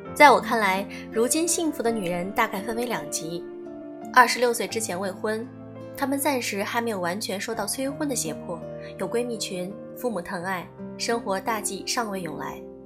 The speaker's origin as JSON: {"language": "Chinese", "country": "China", "tie": "born or raised there", "also_born_or_lived": "Beijing, Shanghai or Guangzhou", "moved": "as an adult", "said": "我自己是一个小城女孩儿，在省会上大学，北上广工作"}